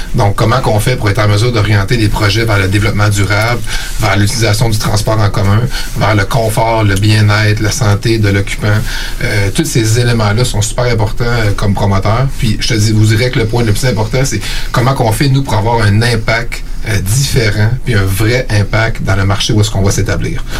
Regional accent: Eastern Townships, Quebec, Canada; moved away as an adult; also born or lived in Sherbrooke / Montreal; now in Quebec City, Canada; je viens euh, des cantons de l'Est

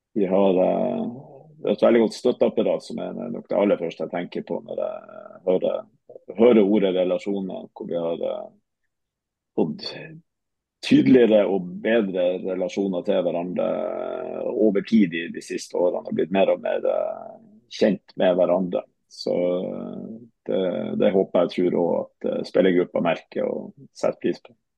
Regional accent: Tromsø, Troms, Norway; also born or lived in Haugesund / Hamar; jeg er fra Tromsø. Eh, født og, og oppvokst.

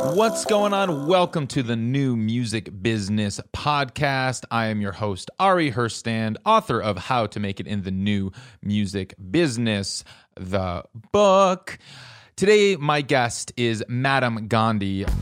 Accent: Midwest, United States; I grew up in the Midwest

